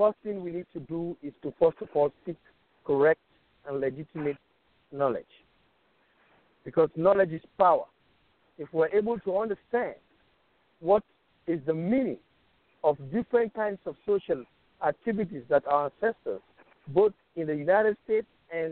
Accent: Sierra Leone; I'm from Sierra Leone

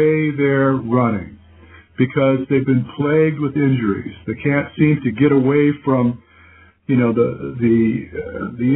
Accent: Dearborn, Michigan, United States; moved away as an adult; also born or lived in Southgate, Michigan; I was actually born in Dearborn

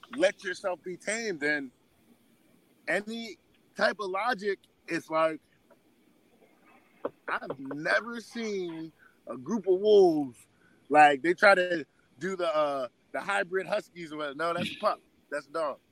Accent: Rahway, New Jersey, United States; also born or lived in Staten Island, New York; I'm from Rahway. Pretty much, I was born out in Staten Island. I lived out there, but was going to school over here for a little while, and then we finally made the full move over here

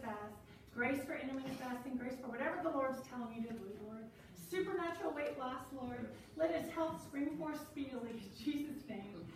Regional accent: New Orleans, Louisiana, United States; I come from New Orleans.

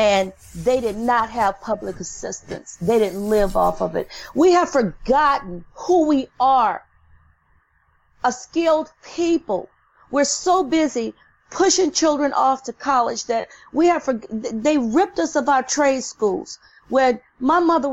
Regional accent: the South, United States; now in New Orleans, United States; I grew up in the South

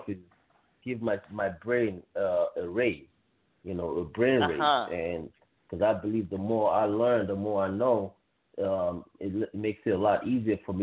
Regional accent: Nigeria; moved away as an adult; also born or lived in Canada; now in United States; I'm originally from West Africa, Nigeria. I left Nigeria when I was 18 years old, and I moved first to Canada, and then from Canada I came here to the United States

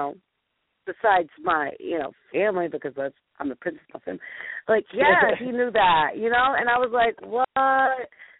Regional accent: Ohio, United States; Like, I'm the lady from Ohio that's calling you.

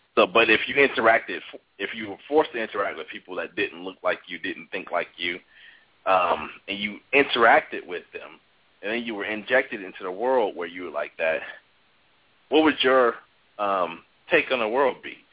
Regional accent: Chicago, Illinois, United States; I grew up on the South Side of Chicago, um, which was majority African American

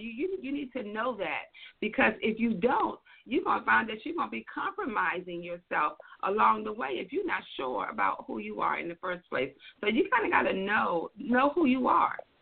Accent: Washington, District of Columbia, United States; now in Atlanta, United States; I am a Washingtonian, born and raised in the D.C. area.

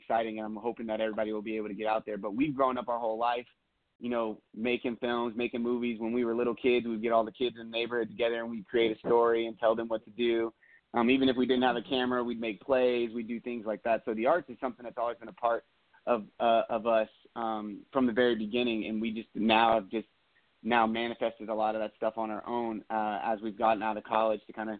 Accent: Southwest, United States; we grew up in the Southwest, Vegas, Arizona. Now Justin's in L.A. I'm based in Arizona currently

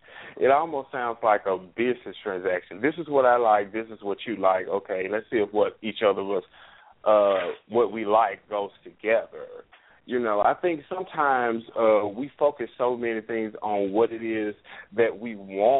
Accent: Memphis, Tennessee, United States; now in Little Rock, United States; I'm in Little Rock, but I'm from Memphis

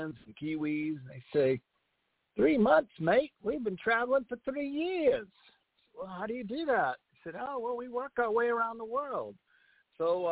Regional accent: Arlington Heights, Illinois, United States; also born or lived in Chicago; now in California, United States; I was born in the city but grew up in a town called Arlington

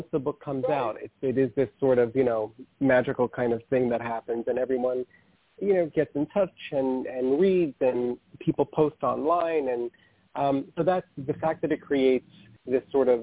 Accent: New York City, New York, United States; also born or lived in Manhattan; I was raised in the Bronx

